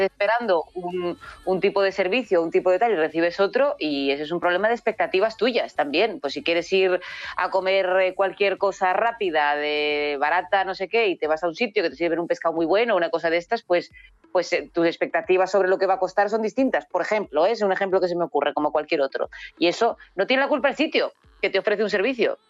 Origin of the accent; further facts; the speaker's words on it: Asturias, Spain; also born or lived in Villaviciosa; como asturianos